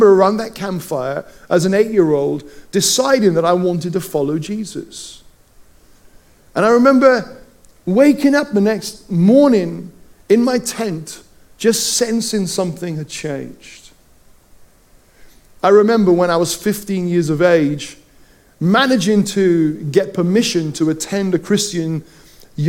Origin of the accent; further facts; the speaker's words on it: Wales, United Kingdom; growing up in Wales, I can roll my R's